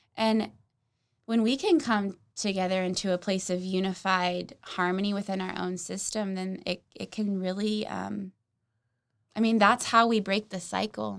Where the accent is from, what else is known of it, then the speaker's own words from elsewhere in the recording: Oklahoma City, Oklahoma, United States; I grew up in North Oklahoma City